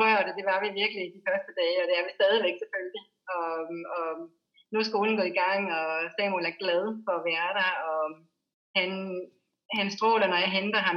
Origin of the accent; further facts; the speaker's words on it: Denmark; moved away as an adult; now in Bali, Indonesia; hjemme i Danmark